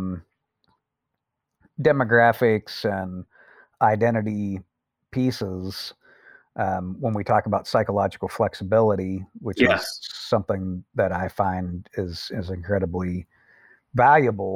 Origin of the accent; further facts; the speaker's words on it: Appalachia, United States; I'm from Appalachia. And, you know, I'm an American and I'm from the United States